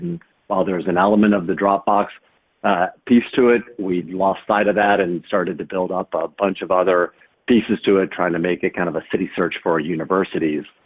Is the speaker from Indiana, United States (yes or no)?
yes; Fort Wayne, Indiana, United States; growing up in Fort Wayne, Indiana